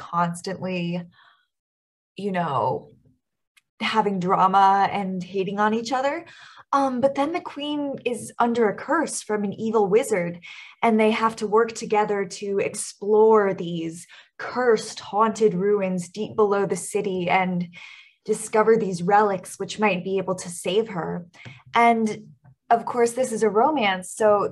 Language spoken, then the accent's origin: English; East Coast, United States; I am from the East Coast